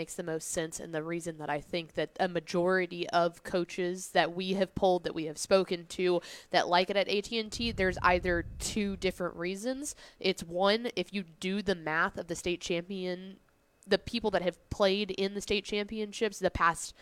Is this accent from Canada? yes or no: no; Llano, Texas, United States; growing up in Lano, we were always 3A